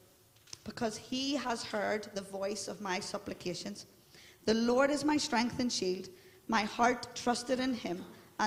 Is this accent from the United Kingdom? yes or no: yes; Belfast, Northern Ireland, United Kingdom; I'm from the Shankill, and we're all into our identity